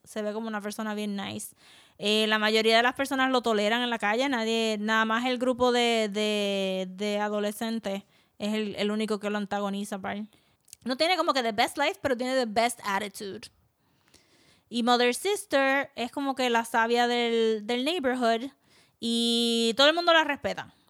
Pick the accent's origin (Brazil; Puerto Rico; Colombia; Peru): Puerto Rico